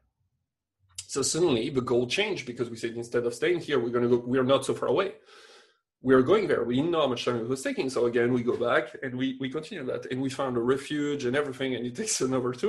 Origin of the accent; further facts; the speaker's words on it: France; moved away as an adult; now in Quebec, Canada; I'm still French, but I mean, I still have just my French paper